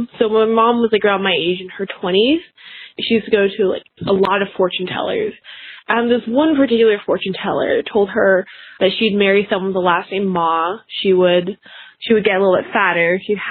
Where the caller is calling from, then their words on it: Boise, Idaho, United States; I'm calling from Boise, Idaho.